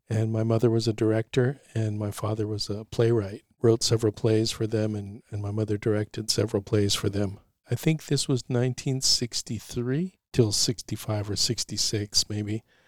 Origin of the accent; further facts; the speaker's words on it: San Francisco, California, United States; I grew up both in Noy Valley and the Mission, graduated from Mission High